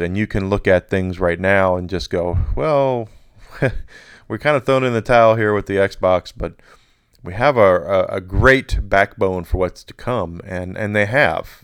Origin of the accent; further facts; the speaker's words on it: United States; the United States of America, my home country